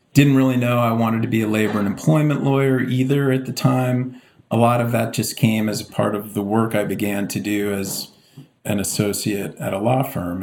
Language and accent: English; Palos Verdes, California, United States; moved away as an adult; also born or lived in Baltimore / San Diego / Boston; now in New York, United States; I grew up in the Los Angeles area in a quite idyllic place called Palos Verdes